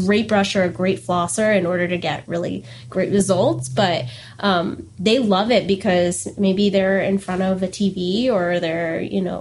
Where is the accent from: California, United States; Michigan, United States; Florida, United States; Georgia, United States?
Florida, United States; Port St. Lucie; also born or lived in Canada / Denver; I grew up in the Port St. Lucie area, and I always kind of saw it as home